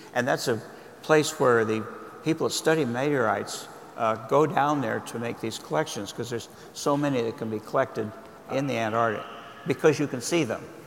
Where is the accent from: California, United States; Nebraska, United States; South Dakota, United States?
California, United States; Berkeley; I was born in Berkeley, across the bay. I grew up in the Bay Area